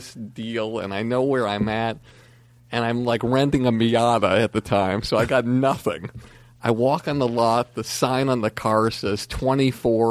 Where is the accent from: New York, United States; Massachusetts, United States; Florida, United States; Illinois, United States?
Massachusetts, United States; Longmeadow; moved away; I'm this schlub from Longmeadow, Massachusetts.